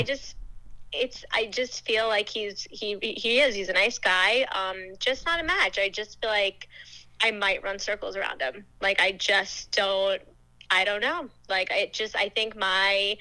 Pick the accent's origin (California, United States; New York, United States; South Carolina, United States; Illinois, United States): New York, United States; Long Island; I'm from Long Island, New York